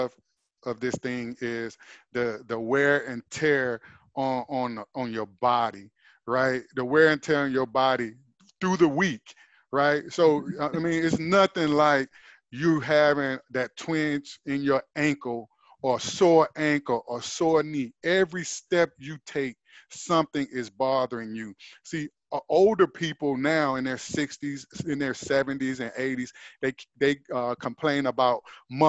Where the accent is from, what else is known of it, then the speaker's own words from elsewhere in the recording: Atlanta, Georgia, United States; I'm here from Atlanta.